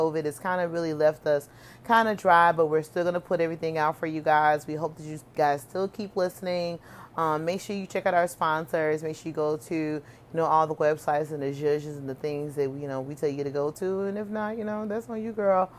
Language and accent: English; Belize